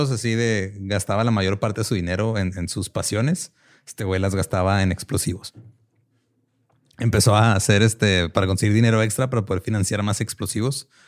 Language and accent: Spanish; Mexico; como mexicanos a todos nos ha dado propulsión a chorro